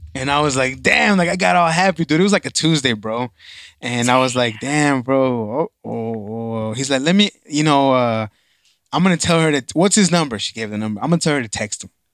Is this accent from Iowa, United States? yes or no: no; Dallas, Texas, United States; I grew up in East Dallas